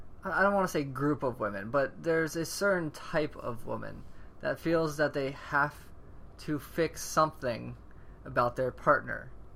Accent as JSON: {"language": "English", "region": "the South", "country": "United States", "lives_now": "California, United States", "said": "Remember, we're from the South. It's the whole California mentality that we still don't understand."}